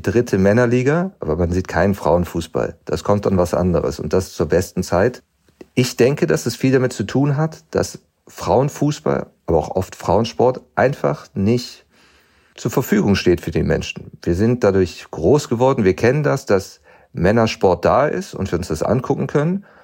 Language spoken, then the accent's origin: German; Germany; ich bin in Deutschland groß geworden